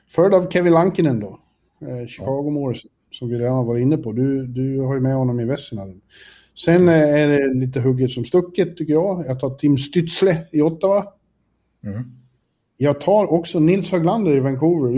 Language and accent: Swedish; Sweden; jag är svensk